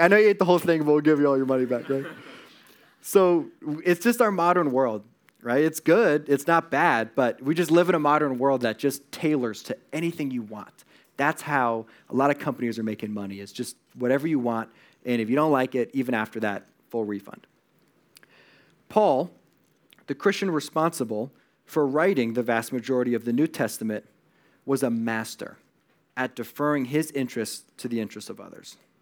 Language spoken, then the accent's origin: English; Connecticut, United States; now in Los Angeles, United States; I'm, I'm from Connecticut